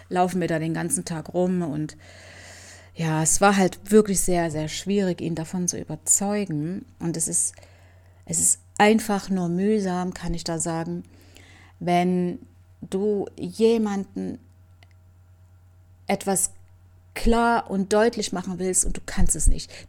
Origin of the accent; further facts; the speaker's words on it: Camajuaní, Villa Clara, Cuba; German is a second language; now in Germany; So wie das auch bei uns in Camahuani war und überall in Kuba.